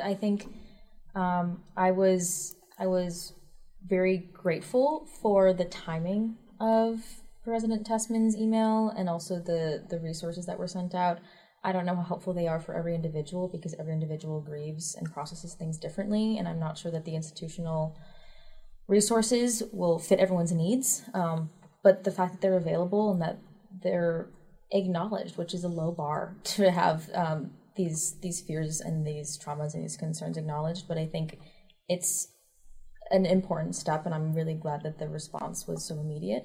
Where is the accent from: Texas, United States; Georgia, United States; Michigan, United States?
Michigan, United States; East Lansing; I'm from East Lansing, Michigan. That is a place that I went to high school